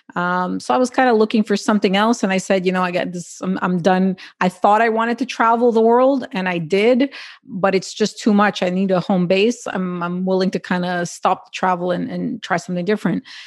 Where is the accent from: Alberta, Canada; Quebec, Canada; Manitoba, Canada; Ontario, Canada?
Quebec, Canada; I'm born and raised in Canada